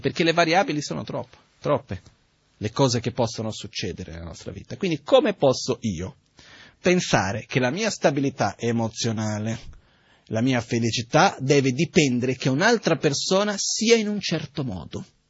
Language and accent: Italian; India; moved away; Io son cresciuto in India